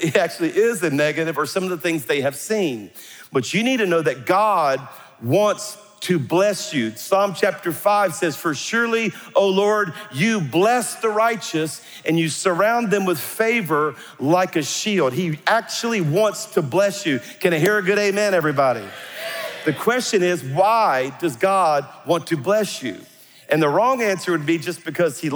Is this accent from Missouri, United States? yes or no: no; South Louisiana, United States; I'm a Cajun from South Louisiana